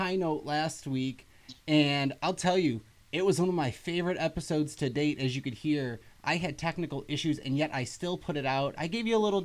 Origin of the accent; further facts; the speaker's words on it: New Jersey, United States; We're all from New Jersey